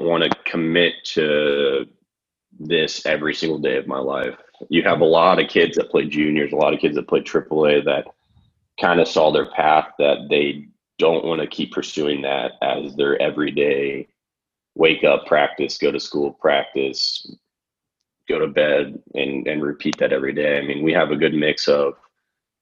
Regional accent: Wichita, Kansas, United States; also born or lived in Marquette, Michigan / Lawrence, Kansas; I'm from Kansas, from Wichita

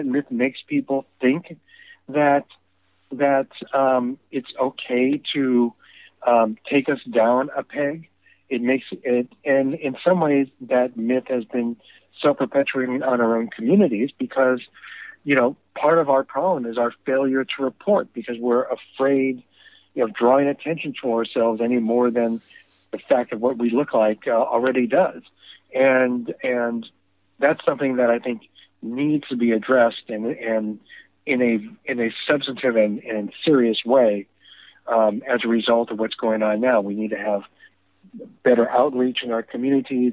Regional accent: United States; I'm an American. I've been American all my life. I think American, I act American, I speak American

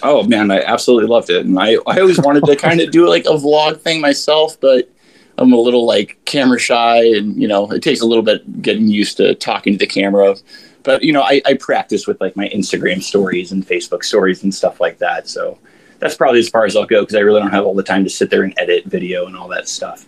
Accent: Florida, United States; moved away as an adult; now in Montana, United States; originally uh, born and raised in Florida. I recently moved to Montana two years ago

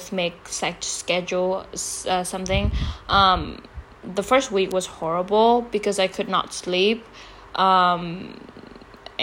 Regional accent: Vietnam; moved away as an adult; also born or lived in United States; I grew up here, I was born and raised here

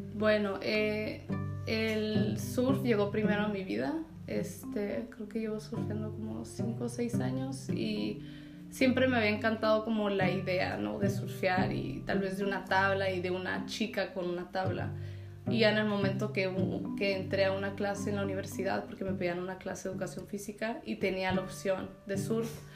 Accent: Tijuana, Baja California, Mexico; now in Ensenada, Mexico; Nací en Tijuana, me crié ahí este, a los 18. Me fui a California a 7 años

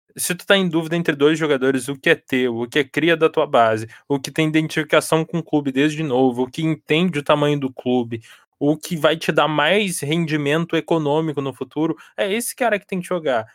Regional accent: Porto Alegre, Rio Grande do Sul, Brazil; Eu, eu sou de Porto Alegre, moro em Porto Alegre há muito tempo

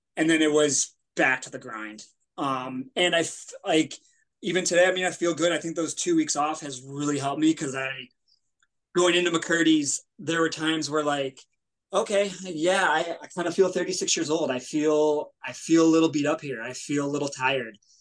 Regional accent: Denver, Colorado, United States; moved away; I was born in Denver, born in Colorado

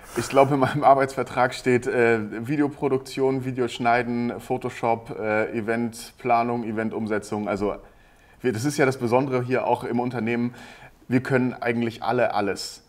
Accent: Hamburg, Germany; moved away as an adult; ich komme eigentlich aus Norddeutschland, aus dem Raum Hamburg

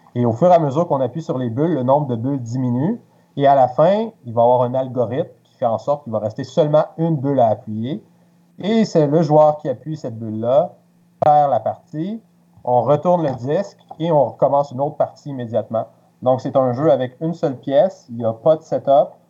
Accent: Quebec City, Quebec, Canada; moved away as an adult; now in Montreal, Canada; je suis originaire de Québec

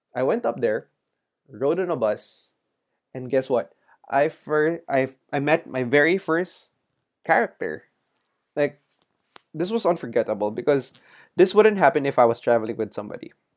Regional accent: Manila, Metro Manila, Philippines; growing up in Manila

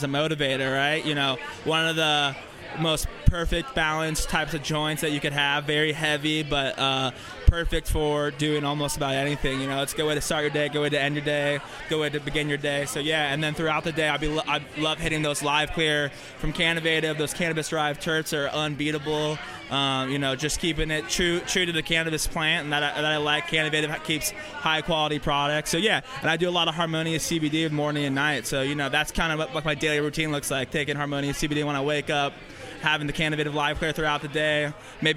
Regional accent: Las Vegas, Nevada, United States; also born or lived in Reno, Nevada; I'm from Las Vegas originally, but I went to school up in Reno

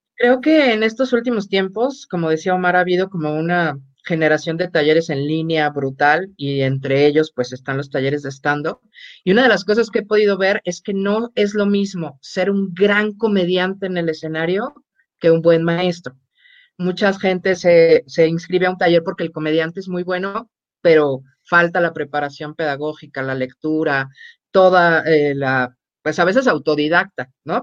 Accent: Mexico; como mexicanos tenemos una gran ventaja

